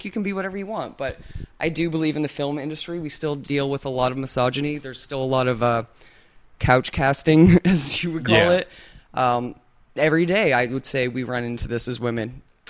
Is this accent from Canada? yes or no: yes; Canada; accent: Canadian; that's my Canadian accent. Although apparently I can pull off a pretty good American these days.